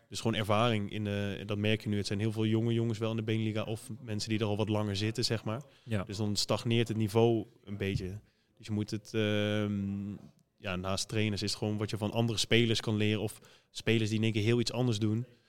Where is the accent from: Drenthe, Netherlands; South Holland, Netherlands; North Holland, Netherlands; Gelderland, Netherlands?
Gelderland, Netherlands; Arnhem; now in Bergeijk, Netherlands; hoe wij praten in Arnhem